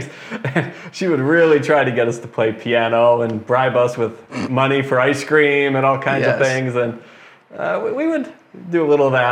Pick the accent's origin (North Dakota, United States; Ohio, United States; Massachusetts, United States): Ohio, United States; Parma; now in Americus, United States; I grew up in the Cleveland, Ohio area, suburb of Cleveland, Parma, Ohio